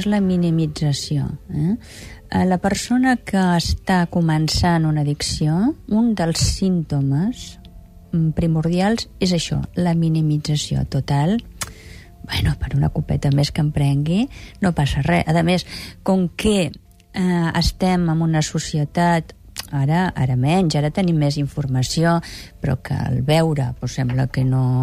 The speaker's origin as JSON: {"language": "Catalan", "region": "Catalonia", "country": "Spain"}